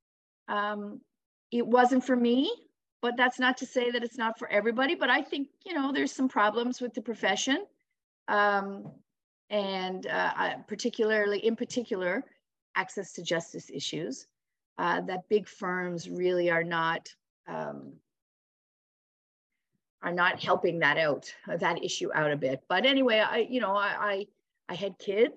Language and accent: English; Ontario, Canada; moved away as an adult; now in St. John's, Canada; I'm originally from Ontario